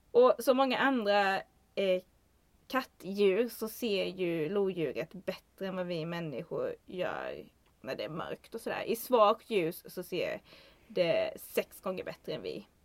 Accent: southern Sweden, Sweden; Alltså jag kommer ju från södra Sverige och jag tror det ska väldigt mycket till att man ska få syn på det här djuret i södra Sverige.

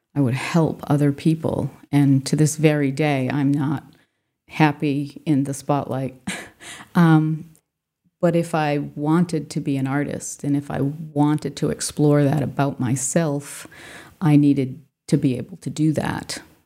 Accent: Swansea, Massachusetts, United States; also born or lived in Fall River, Massachusetts / Rhode Island; I was born in Fall River, Massachusetts, and then lived in Swansea, which is a a fairly rural community at the time.

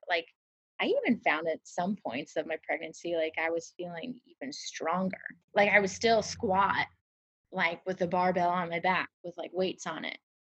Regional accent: Nebraska, United States; moved away as an adult; now in Harlem, United States; I'm from Nebraska

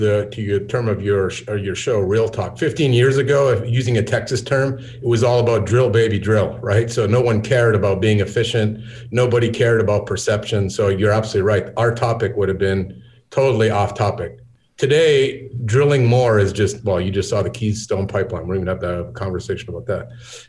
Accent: Ontario, Canada; now in Scottsdale, United States; I'm from Ontario

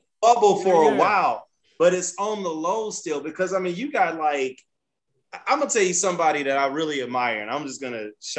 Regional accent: the South, United States; It's and mind you, I'm from the South.

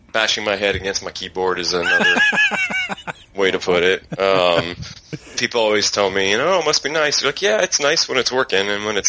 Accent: Atlanta, Georgia, United States; moved away as an adult; also born or lived in Los Angeles, California; now in San Francisco, United States; I'm from Atlanta. Went to high school and college there. Been in California for about 15 years. Was in Los Angeles for a long time.

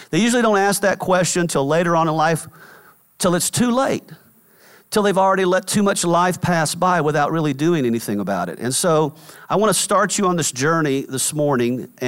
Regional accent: Atlanta, Georgia, United States; I was driving from Atlanta, which is where we we're from, up to New York, which is where I was living.

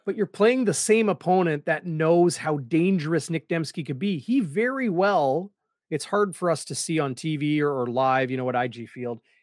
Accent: Winnipeg, Manitoba, Canada; when I was a kid growing up in Saint James

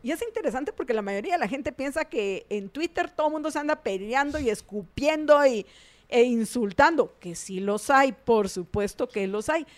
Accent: Guatemala; qué cariñosones que parece que somos los guatemaltecos

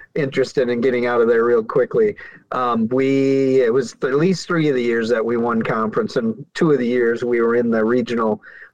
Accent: Brookings, South Dakota, United States; growing up in Brookings

